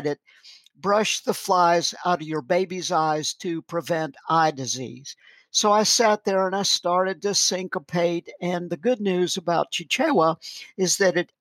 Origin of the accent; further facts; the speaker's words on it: the South, United States; I'm an American.